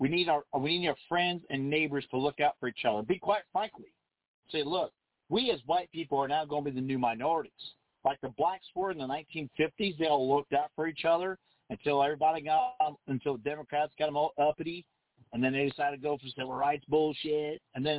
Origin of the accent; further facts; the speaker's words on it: United States; We're not British. We don't talk with a clenched jaw so you can enunciate every damn continent and then still try to shirt instead of military. It's military. No, we're Americans.